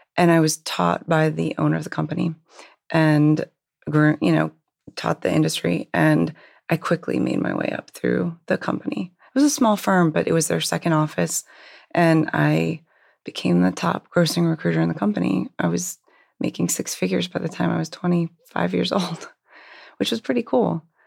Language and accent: English; Hershey, Pennsylvania, United States; I actually grew up in Hershey, Pennsylvania.